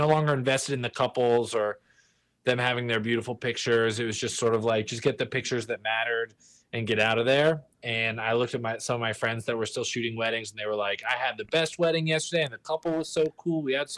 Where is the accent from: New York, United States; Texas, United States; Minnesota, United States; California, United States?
Texas, United States; Galveston; moved away as an adult; also born or lived in Denver, Colorado; now in Los Angeles, United States; I grew up in Texas in Galveston, little small kind of island right off the coast